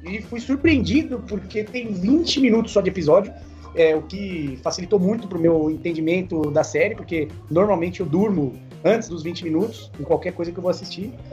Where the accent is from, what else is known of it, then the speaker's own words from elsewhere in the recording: Brazil; a gente é, brasileiro